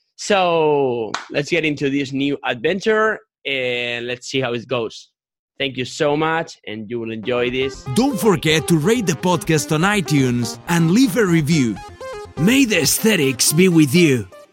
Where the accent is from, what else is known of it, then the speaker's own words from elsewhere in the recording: Spain; English is a second language; I'm 22 years old, and I'm from Spain.